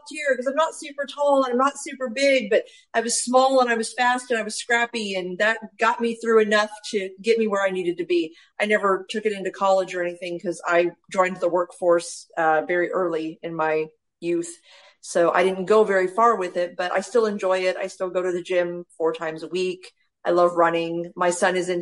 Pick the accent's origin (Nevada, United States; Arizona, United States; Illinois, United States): Arizona, United States; Mesa; also born or lived in Gilbert, Arizona; So I'm from Mesa, Arizona. I moved all of 10 minutes south to Gilbert, Arizona.